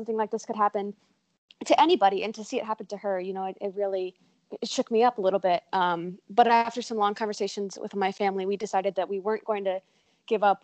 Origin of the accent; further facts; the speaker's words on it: Cary, North Carolina, United States; I'm from Cary, North Carolina